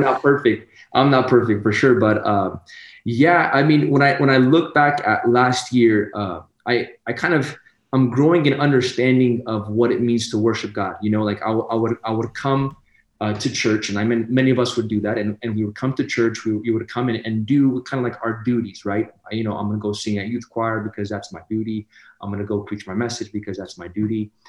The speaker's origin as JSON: {"language": "English", "town": "Sacramento", "region": "California", "country": "United States", "tie": "born or raised there", "said": "I come from Sacramento, California, born and raised"}